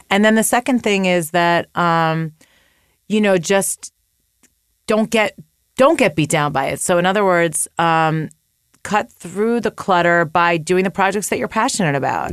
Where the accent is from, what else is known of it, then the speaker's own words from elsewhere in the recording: United States; moved away as an adult; also born or lived in upstate New York / Chicago; now in Los Angeles, United States; I grew up twenty minutes outside Manhattan